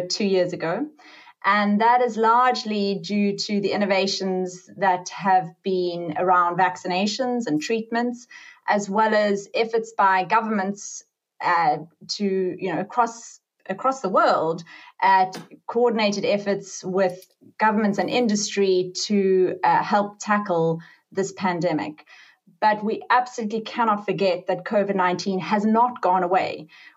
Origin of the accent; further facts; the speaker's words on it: South Africa; I'm from South Africa. I qualified doing my medical degree in South Africa